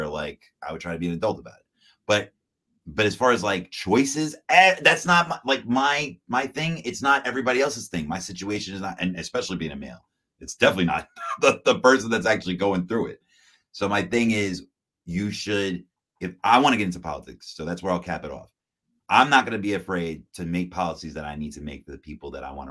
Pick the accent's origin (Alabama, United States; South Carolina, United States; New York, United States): New York, United States; New York City; I'm from Queens.